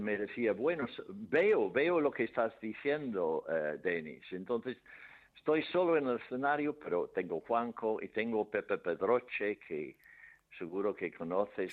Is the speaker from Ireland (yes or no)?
yes; Ireland; Spanish is a second language; moved away; en mi pueblo había un manicomio grande, grande, uno de los más grandes de Irlanda